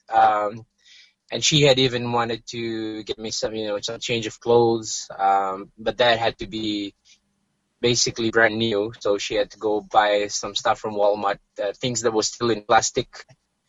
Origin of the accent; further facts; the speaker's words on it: Fiji; now in Steinbach, Canada; I'm from Fiji